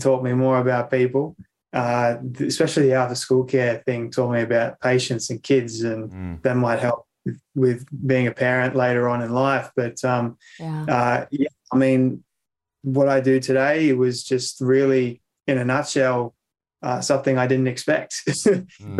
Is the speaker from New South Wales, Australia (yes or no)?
yes; Sydney, New South Wales, Australia; moved away as an adult; now in Sunshine Coast, Australia; I grew up in Sydney, Australia, but we recently moved in May of this year to the good old sunny coast in Queensland